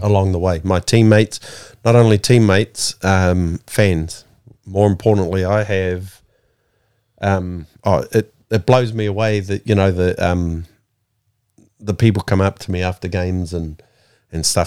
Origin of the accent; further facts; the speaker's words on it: Porirua, Wellington, New Zealand; Kenneth Creek. Wellington, New Zealand.